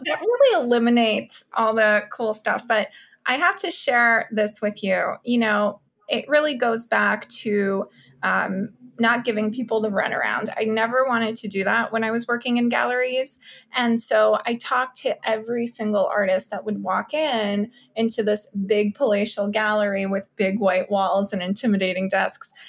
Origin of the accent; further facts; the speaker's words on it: New York City, New York, United States; also born or lived in Kyiv, Ukraine; I moved to Brooklyn, New York, to South Brooklyn from Kiev, Ukraine when I was 6 years old